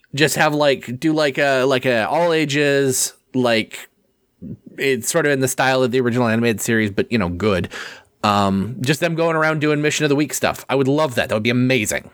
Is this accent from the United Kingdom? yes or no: no; Canada; as a Canadian